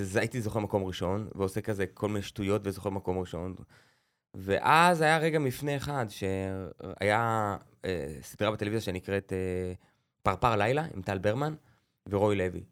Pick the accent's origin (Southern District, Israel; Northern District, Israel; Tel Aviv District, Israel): Northern District, Israel; Beit Zera; גדלתי בקיבוץ, בבית זרע, בעמק הירדן